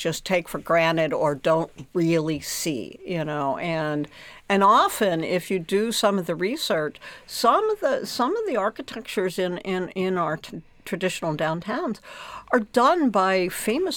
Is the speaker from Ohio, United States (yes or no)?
no; Pittsburgh, Pennsylvania, United States; I'm from Pittsburgh, another steel town